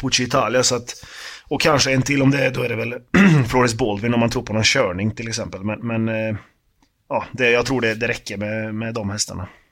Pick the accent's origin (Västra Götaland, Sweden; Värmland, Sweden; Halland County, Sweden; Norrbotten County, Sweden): Värmland, Sweden; Karlstad; moved away; Jag är från, från Karlstad, jag är uppväxt där